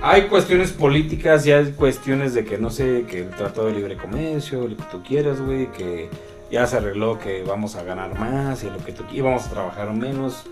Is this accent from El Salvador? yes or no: no; Mexico; yo estoy en mi país